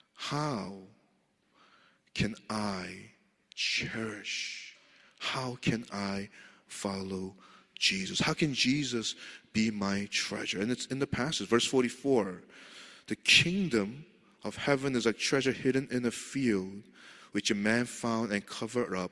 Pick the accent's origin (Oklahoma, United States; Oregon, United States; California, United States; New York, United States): New York, United States; New York City; moved away; I grew up in Queens